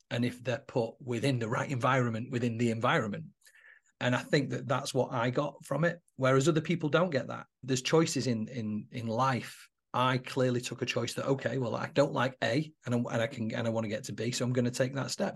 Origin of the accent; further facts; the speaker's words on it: Manchester, North West England, United Kingdom; now in Warrington, United Kingdom; I'm actually not from Warrington, I live in Warrington now, but I'm from Manchester. I was born in Mosside in Manchester in seventy-nine